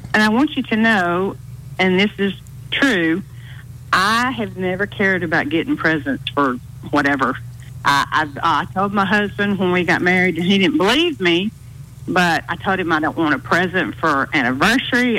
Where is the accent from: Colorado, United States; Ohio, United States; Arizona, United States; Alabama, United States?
Alabama, United States; Hueytown; I grew up in Hueytown